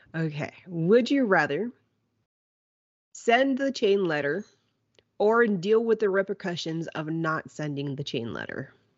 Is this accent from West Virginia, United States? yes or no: no; Kingsville, Texas, United States; growing up in Kingsville